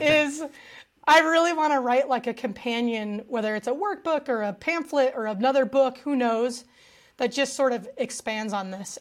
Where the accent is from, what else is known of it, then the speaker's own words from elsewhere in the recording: United States; my dad's family is from Mexico, um, he himself is from California. Uh, so I grew up in a very traditional American household